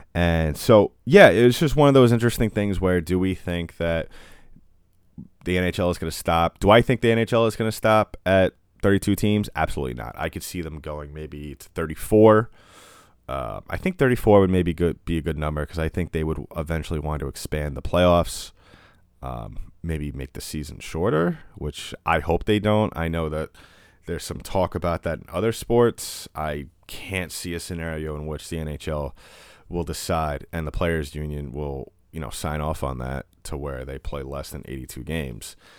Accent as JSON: {"language": "English", "country": "United States", "said": "I'm an American"}